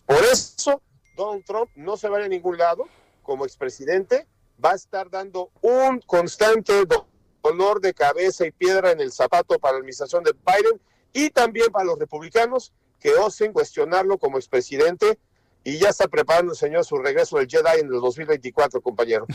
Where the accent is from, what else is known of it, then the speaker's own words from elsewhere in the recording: Mexico; nosotros que somos mexicanos